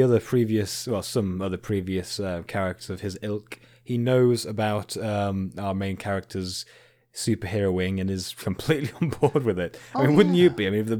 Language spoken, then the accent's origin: English; Canada; I am from Canada, eh?